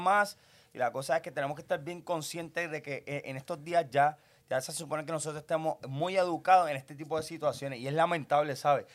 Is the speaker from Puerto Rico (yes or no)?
yes; Puerto Rico; mi pueblo